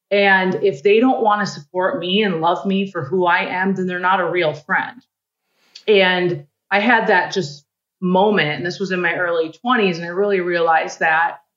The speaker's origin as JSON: {"language": "English", "region": "Midwest", "country": "United States", "said": "I'm a girl from the Midwest who didn't grow up with a lot."}